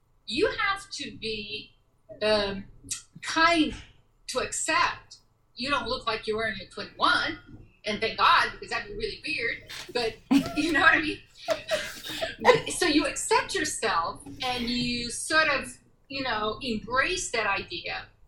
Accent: United States; I'm also American, so I had an agent in Chicago, and I, you know, worked in Chicago

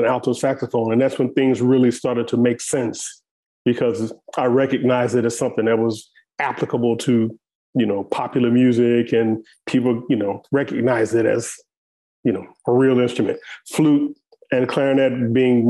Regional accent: St. Louis, Missouri, United States; I grew up in St. Louis, Missouri, which is a very musical place.

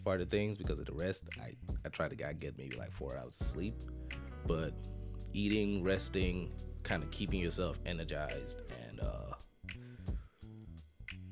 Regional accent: Nigeria; moved away as an adult; now in Jacksonville, United States; I'm from Nigeria. I've been in Jacksonville for almost 10 years

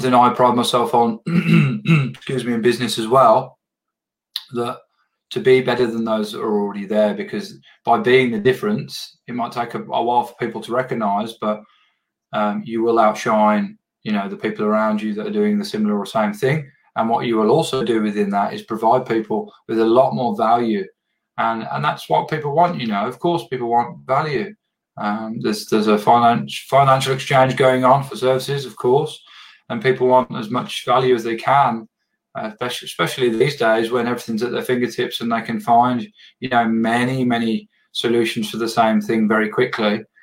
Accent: England, United Kingdom; I'm from England

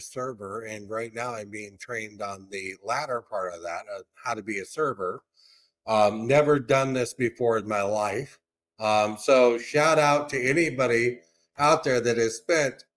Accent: Durant, Iowa, United States; I was from Durant

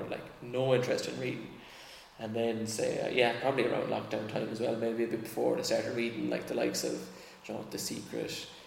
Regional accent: Ireland; I think as Irish people, we're a little bit allergic to that kind of like super positive, like American

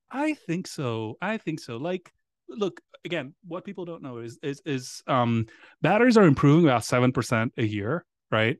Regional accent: Greece; English is a second language; now in United States; I grew up in Greece

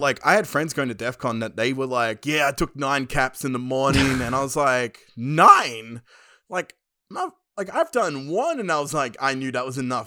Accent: Penrith, New South Wales, Australia; I grew up in Western Sydney, Penrith

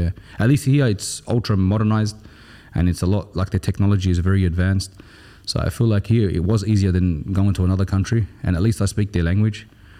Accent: Australia; now in United Arab Emirates; You know, we're from Australia, it's different.

